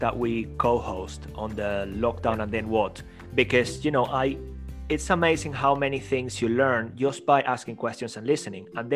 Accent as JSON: {"language": "English", "region": "London", "country": "United Kingdom", "accent": "Cockney", "said": "my Cockney accent"}